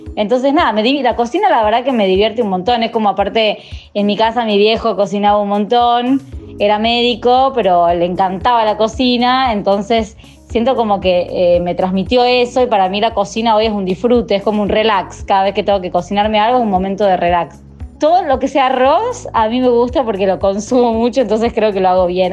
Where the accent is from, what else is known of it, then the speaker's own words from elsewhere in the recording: Tucumán, Argentina; soy de Tucumán, no soy porteña